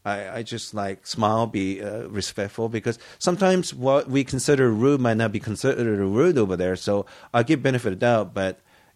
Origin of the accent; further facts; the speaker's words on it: United States; and so you know, I grew up in States.